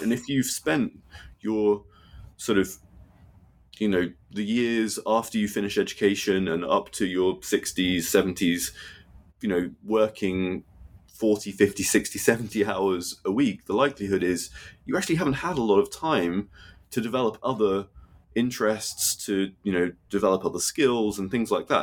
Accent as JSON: {"language": "English", "country": "United Kingdom", "tie": "born or raised there", "said": "growing up in Britain"}